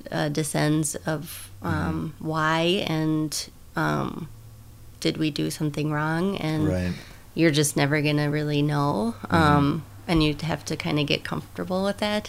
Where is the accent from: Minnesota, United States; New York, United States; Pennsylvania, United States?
Minnesota, United States; I am a Minnesotan